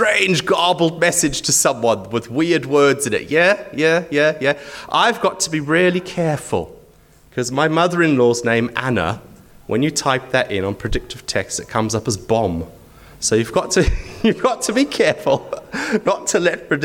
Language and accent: English; Zimbabwe; now in Wisbech, United Kingdom; I'm from Wisbech because I live there, but I was born in Zimbabwe, halfway around the world.